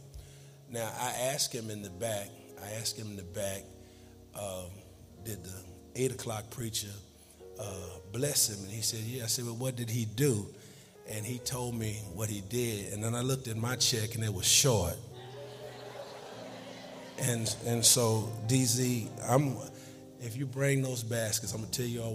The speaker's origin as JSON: {"language": "English", "region": "New York", "country": "United States", "also_born_or_lived": "Dallas", "moved": "yes", "said": "I'm from New York, by way of Dallas."}